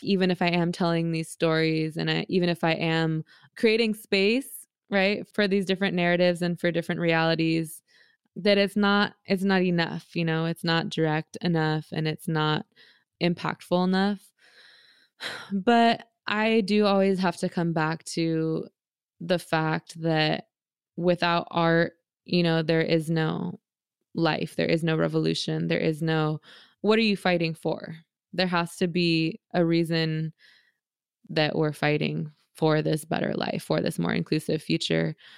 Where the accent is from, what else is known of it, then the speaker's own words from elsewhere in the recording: San Francisco, California, United States; I grew up in San Francisco in Bernal Heights